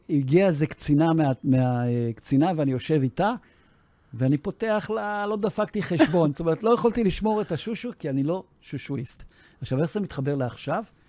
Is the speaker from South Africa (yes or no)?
yes; South Africa; now in Israel; הגעתי ארצה מדרום אפריקה, בתור חייל בודד